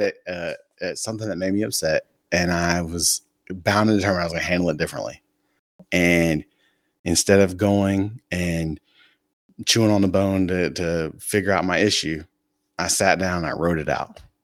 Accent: Fayetteville, North Carolina, United States; moved away as an adult; I'm from Fayetteville, North Carolina

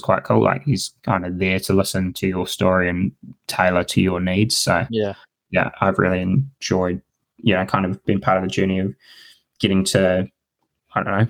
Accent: New Zealand; as a Kiwi

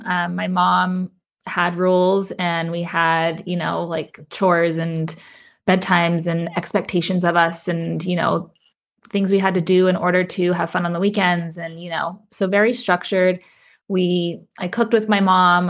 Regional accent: Las Cruces, New Mexico, United States; I was born and raised in Las Cruces, New Mexico

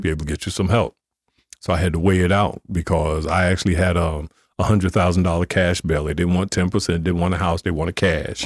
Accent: Newark, New Jersey, United States; growing up in Newark

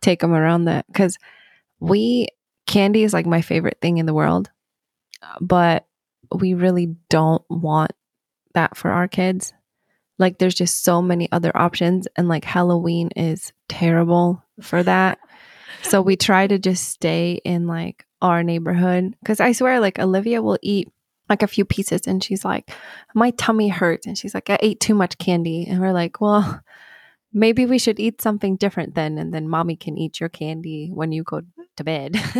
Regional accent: Sweden; moved away as an adult; now in United States; I grew up in Sweden

